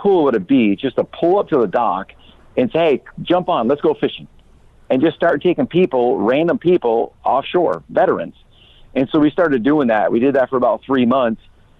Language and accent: English; northern Vermont, United States; I grew up in northern Vermont, right on the Canadian border.